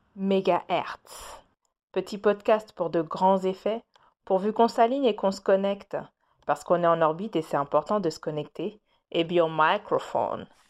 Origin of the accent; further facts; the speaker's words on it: Paris, Île-de-France, France; je suis une petite parisienne